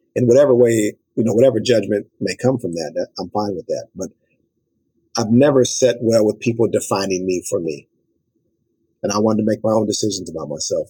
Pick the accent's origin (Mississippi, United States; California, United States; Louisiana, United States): California, United States; Los Angeles; my story as a young African American male growing up in South Central LA is almost a cliche